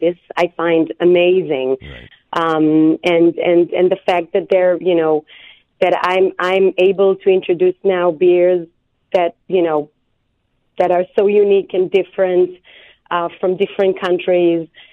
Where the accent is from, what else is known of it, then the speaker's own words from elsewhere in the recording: Israel; moved away as an adult; now in United States; I'm from Israel